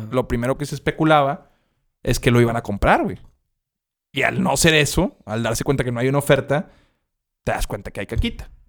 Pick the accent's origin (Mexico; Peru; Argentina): Mexico; Monterrey, Nuevo León; born or raised there